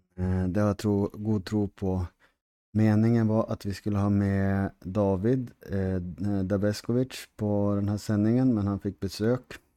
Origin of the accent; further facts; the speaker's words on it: Härnösand, Västernorrland County, Sweden; jag är från Västernorrland, från residensstaden Härnösand